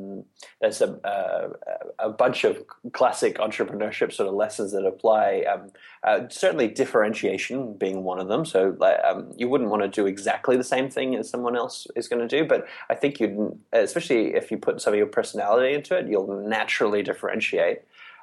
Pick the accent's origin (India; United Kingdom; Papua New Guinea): Papua New Guinea; I'm the lousiest Australian, too. My accent's all wrong. I actually grew up in Papua New Guinea, where I went to an international school. But I do have an Australian passport, so I am.